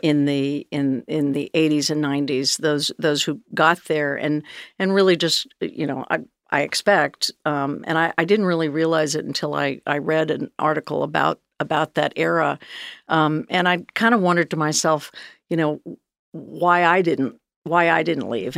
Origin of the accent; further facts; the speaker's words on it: Northern California, United States; moved away as an adult; I grew up in Northern California